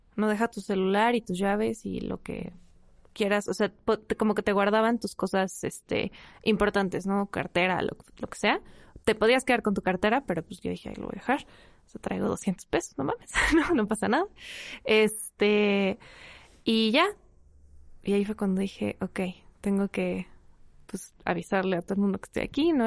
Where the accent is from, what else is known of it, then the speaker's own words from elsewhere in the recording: Mexico City, Mexico; soy de la Ciudad de México y me dedico al cine